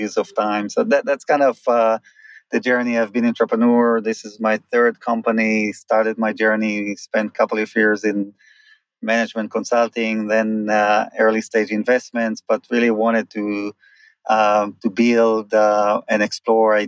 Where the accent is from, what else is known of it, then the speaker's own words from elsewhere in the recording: Israel; moved away as an adult; I grew up in Israel, moved here about 21 years ago with my previous company